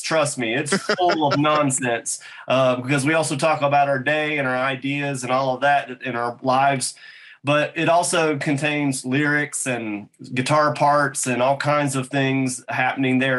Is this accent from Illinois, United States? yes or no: no; North Carolina, United States; also born or lived in Boone, North Carolina